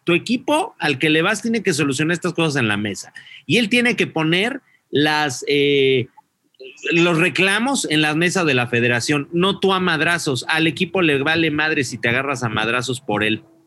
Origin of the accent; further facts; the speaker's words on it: Mexico; yo no soy de aquí ni soy de allá, soy de México, de la República